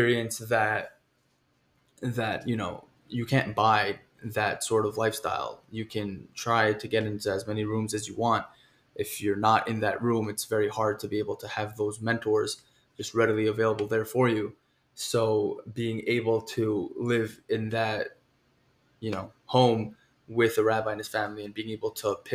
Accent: New York City, New York, United States; I'm from Queens, New York, QR Hills, born and raised, Queens boy

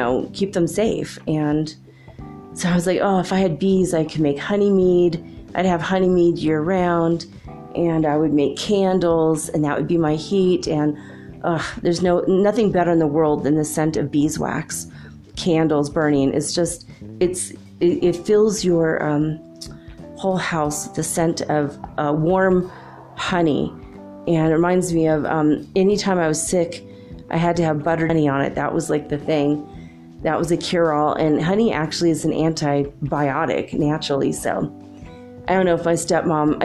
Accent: Los Angeles, California, United States; moved away; also born or lived in Minnesota; I grew up in Los Angeles

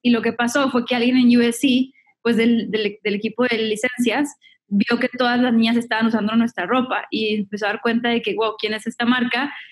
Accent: Monterrey, Nuevo León, Mexico; moved away as an adult; now in Los Angeles, United States; igual soy mexicana, soy de Monterrey, me mudé a Los Ángeles en el 2012

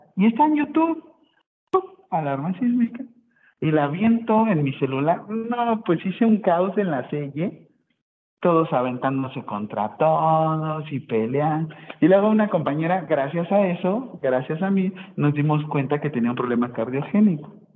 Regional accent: Acapulco, Guerrero, Mexico; yo soy de Acapulco y soy salvavidas

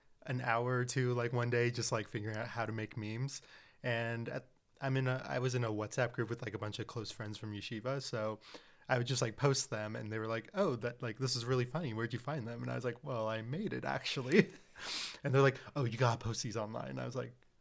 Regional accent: Seattle, Washington, United States; I was born and raised in Seattle

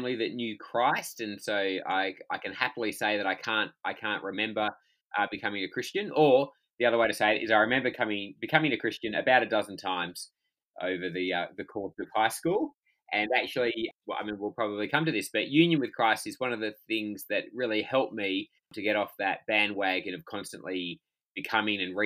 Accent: Perth, Western Australia, Australia; also born or lived in Albany, Western Australia; I'm talking to you from Perth in Western Australia, which is home. And I was born in Albany, which is about 400 kilometres south of here. And my parents still live down there, but we did high school and university up here

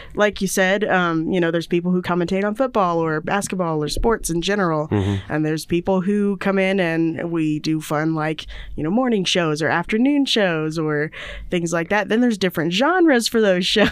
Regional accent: Indiana, United States; moved away; I'm from Indiana

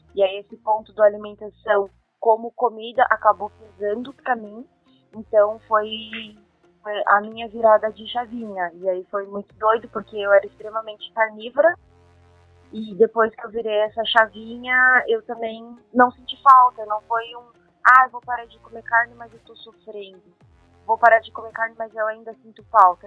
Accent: Brazil; also born or lived in Japan; Quando eu saí do Brasil

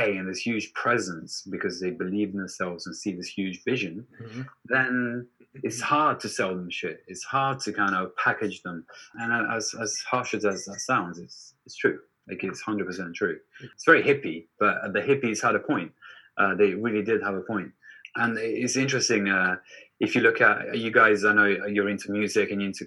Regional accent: Turin, Piedmont, Italy; in Turin, my hometown

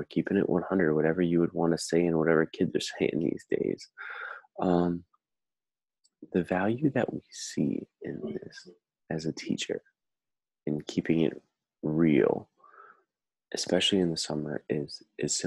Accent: Cumberland, Wisconsin, United States; moved away as an adult; also born or lived in Houston, Texas; now in Twin Cities, United States; I grew up in Cumberland, Wisconsin.

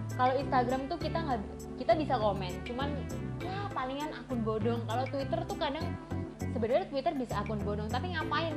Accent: Surabaya, East Java, Indonesia; gue adalah orang Surabaya

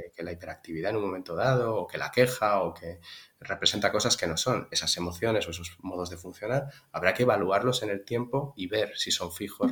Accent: Tarragona, Catalonia, Spain; moved away as an adult; also born or lived in Santiago de Compostela; now in Zaragoza, Spain; yo soy catalán, natural de Tarragona

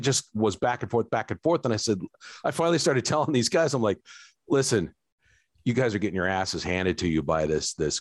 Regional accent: Phoenix, Arizona, United States; moved away as an adult; now in Pflugerville, United States; I'm originally from Phoenix, Arizona.

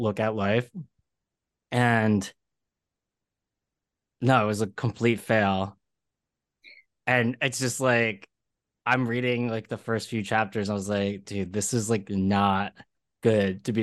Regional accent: Philadelphia, Pennsylvania, United States; now in New York, United States; I'm from Philadelphia

